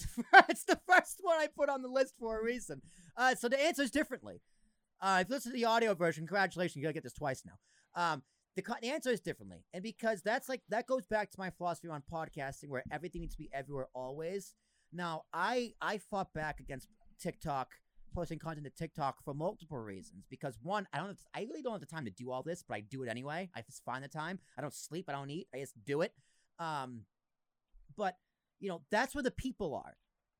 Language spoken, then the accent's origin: English; Massachusetts, United States; I grew up in Massachusetts.